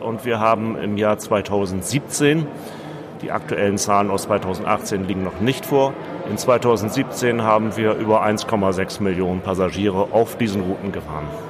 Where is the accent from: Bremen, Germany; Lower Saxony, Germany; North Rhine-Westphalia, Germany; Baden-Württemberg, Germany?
Bremen, Germany; ich komme aus Bremen